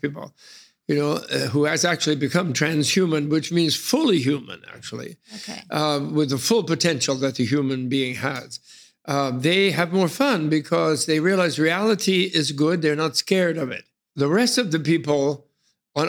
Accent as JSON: {"language": "English", "town": "New York City", "region": "New York", "country": "United States", "tie": "born or raised there", "said": "I chose to be born in New York City in the beginning of World War II."}